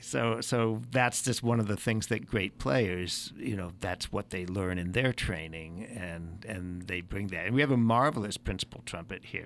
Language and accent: English; San Francisco Bay Area, California, United States; born or raised there; moved away as an adult; also born or lived in Pensacola